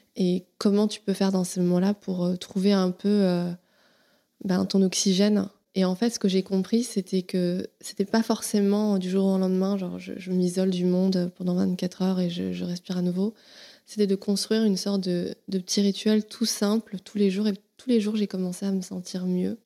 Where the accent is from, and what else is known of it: Paris, Île-de-France, France; born or raised there